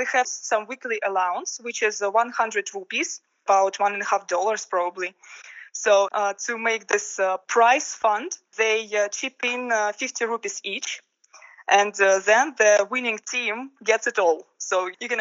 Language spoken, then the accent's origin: English; Russia; moved away; I'm from Russia